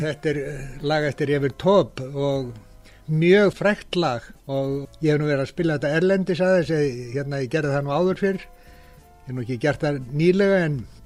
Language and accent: Icelandic; Iceland; ég er frá Íslandi